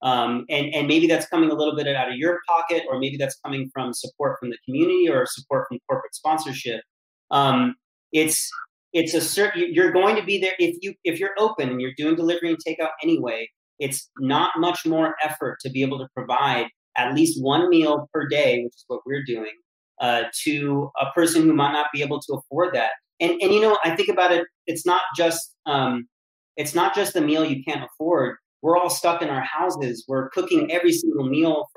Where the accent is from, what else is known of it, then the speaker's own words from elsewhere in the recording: California, United States; now in Brooklyn, United States; I'm originally from California